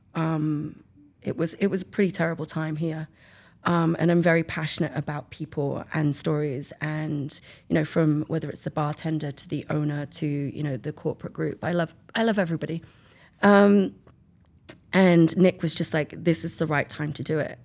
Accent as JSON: {"language": "English", "region": "England", "country": "United Kingdom", "also_born_or_lived": "Italy / Australia", "moved": "as an adult", "lives_now": "California, United States", "said": "I'm from England."}